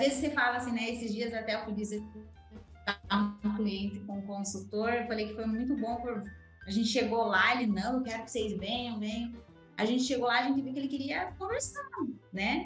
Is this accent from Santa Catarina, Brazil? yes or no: yes; Canoinhas, Santa Catarina, Brazil; moved away; eu nasci em Canoinha, Santa Catarina, né? Uma cidade pequena. Então, nasci, cresci, vivi lá com meus pais